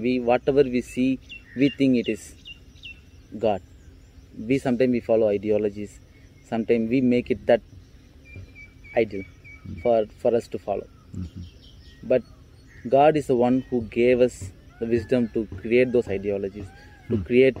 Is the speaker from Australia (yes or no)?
no; Coimbatore, Tamil Nadu, India; now in Tiruchirappalli, India; I am from Coimbatore, sir.